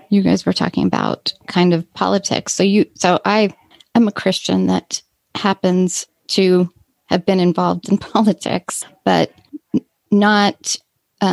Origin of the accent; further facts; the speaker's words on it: Southern California, United States; I grew up in Southern California